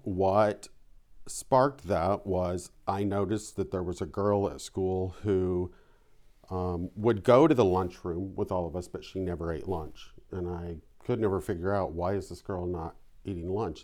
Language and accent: English; Vandalia, Illinois, United States; I grew up in southern Illinois. It was about seventy miles from Saint Louis, um, in a little town called Vandalia